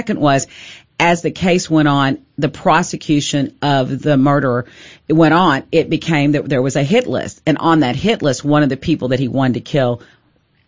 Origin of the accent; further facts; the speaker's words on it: Kaufman County, Texas, United States; born and raised in Kaufman County